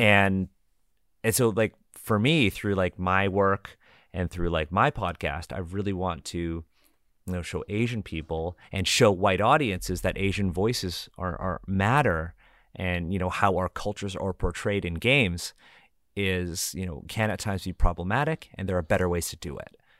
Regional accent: Canada; we're all Canadian here

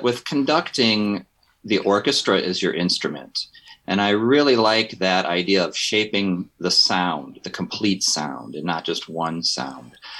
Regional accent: Valparaiso, Indiana, United States; I am from Indiana, was born in Valparaiso, basically lived in Valparaiso my entire life

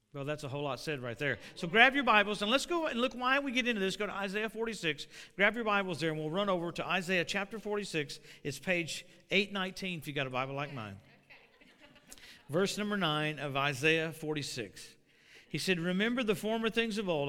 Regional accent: Louisiana, United States; now in Tulsa, United States; I live in Tulsa, and I grew up in Louisiana

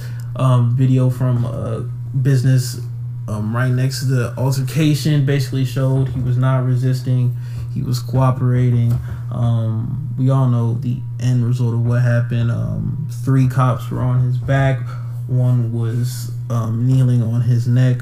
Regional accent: Atlanta, Georgia, United States; my hometown, my city of Atlanta

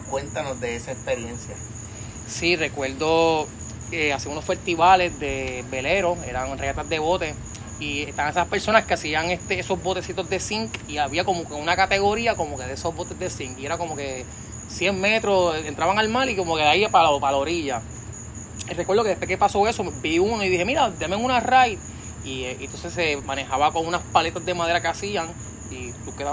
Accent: Patillas, Puerto Rico; Bueno, sí, naturalmente soy del área sureste, de, nacido y criado en Patillas, allá este, ese pueblito allá costero y campo, maravilloso allá al sur allá, patillas.

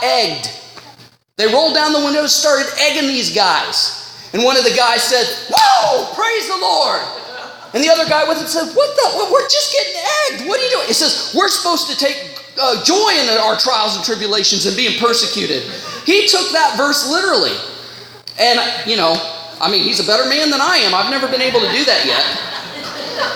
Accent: United States; now in Canada; I'm from the States

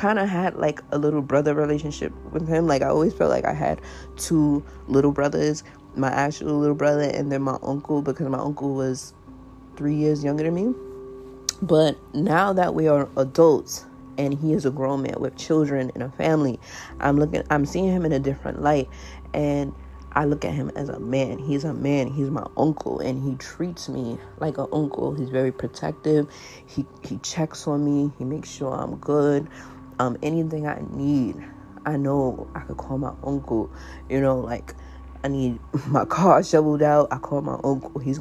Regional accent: New York City, New York, United States; I grew up in South Jamaica, Queens

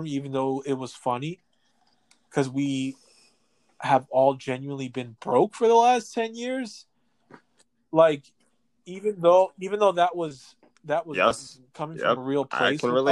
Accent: New York City, New York, United States; the apartment I grew up in Ridgewood, Queens

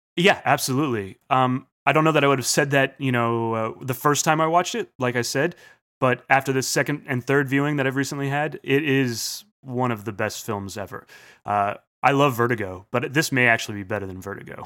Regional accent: United States; being American

